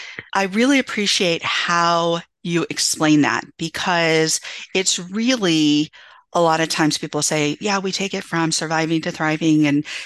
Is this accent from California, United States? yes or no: yes; Santa Cruz, California, United States; And so, growing up in California, and people think, oh, it's diverse, it's diverse. And I grew up in a small beach town off the coast in Santa Cruz.